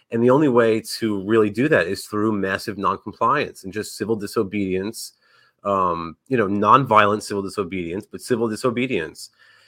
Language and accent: English; Northeast, United States; He was like a hero of mine growing up in the Northeast